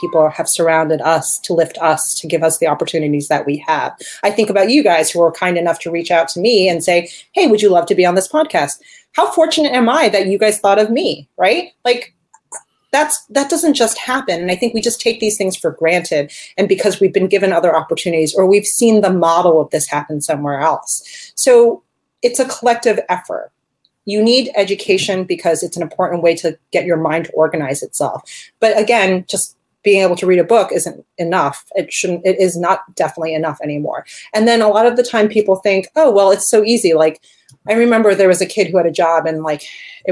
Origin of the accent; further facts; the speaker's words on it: New Jersey, United States; I grew up in Jersey